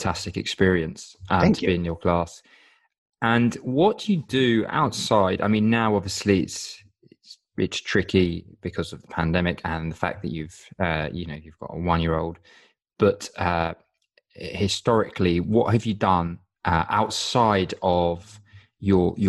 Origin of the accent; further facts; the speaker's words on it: United Kingdom; a Brit